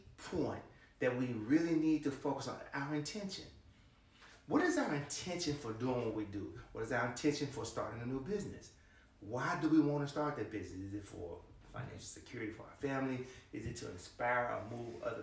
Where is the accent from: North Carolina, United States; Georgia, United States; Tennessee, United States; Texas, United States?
Tennessee, United States; Memphis; I'm from Memphis, Tennessee